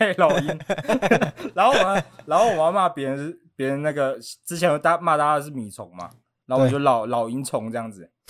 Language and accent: Chinese; Taiwan; 我是台湾人嘛。